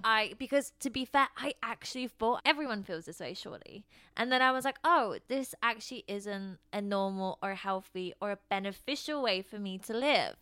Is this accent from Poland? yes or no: yes; Poland; moved away; I grew up in Poland